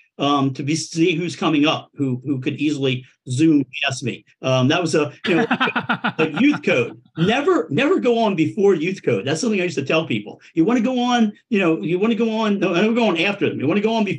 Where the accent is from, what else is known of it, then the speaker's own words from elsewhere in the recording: Coatesville, Pennsylvania, United States; also born or lived in South Philadelphia; now in Philadelphia, United States; A steel town called Coatesville